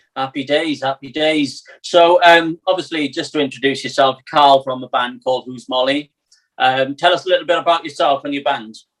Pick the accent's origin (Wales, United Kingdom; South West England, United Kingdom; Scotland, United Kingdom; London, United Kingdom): Wales, United Kingdom